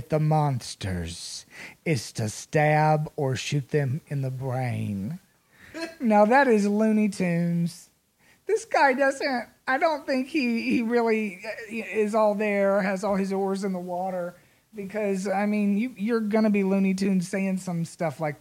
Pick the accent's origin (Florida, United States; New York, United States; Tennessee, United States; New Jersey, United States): Tennessee, United States; Nashville; moved away; I'm from Nashville, but my father was from Canada and my mom was from Kentucky